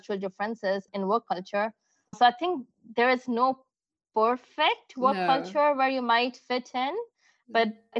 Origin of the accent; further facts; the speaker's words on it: India; moved away as an adult; also born or lived in Middle East / France / United States; now in Germany; coming from India